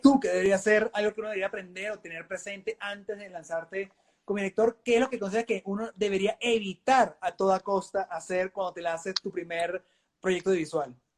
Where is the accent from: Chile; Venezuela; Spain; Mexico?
Venezuela; moved away; obviamente vengo de Venezuela, soy malandro.